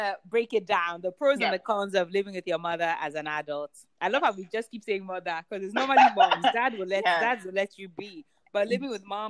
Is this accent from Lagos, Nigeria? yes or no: yes; Lagos, Nigeria; also born or lived in United Kingdom; And, also, privilege of being Nigerian kids, your home is always your home. So even like in UK, I live with my mom anytime she was around.